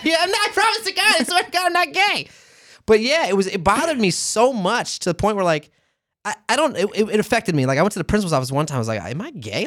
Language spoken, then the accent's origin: English; St. Petersburg, Florida, United States; born or raised there; moved away